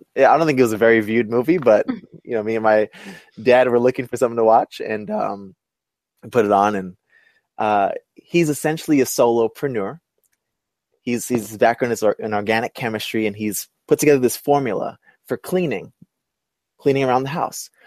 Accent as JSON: {"language": "English", "town": "New York City", "region": "New York", "country": "United States", "said": "I'm from Brooklyn."}